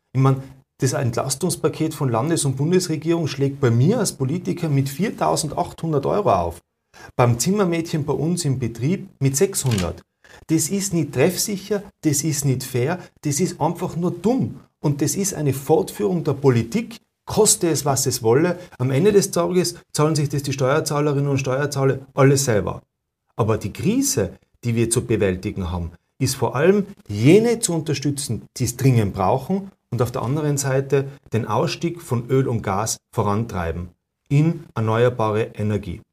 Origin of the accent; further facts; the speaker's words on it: Tyrol, Austria; bei uns in Tirol